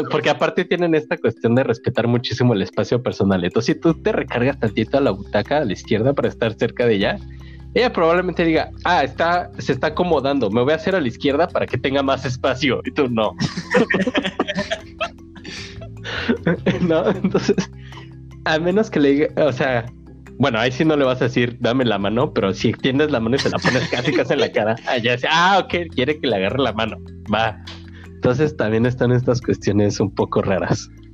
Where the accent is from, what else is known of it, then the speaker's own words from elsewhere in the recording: Mexico; moved away; como mexicanos, e incluso me voy a atrever a decir esto como latinos